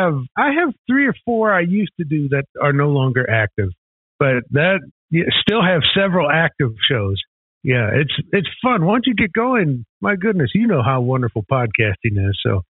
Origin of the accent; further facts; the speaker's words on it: Midwest, United States; I'm from the Midwest as you are